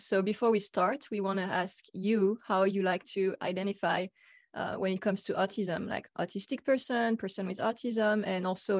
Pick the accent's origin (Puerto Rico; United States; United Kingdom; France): France; I'm from France, so, you know, Europe, that's part of the world, right?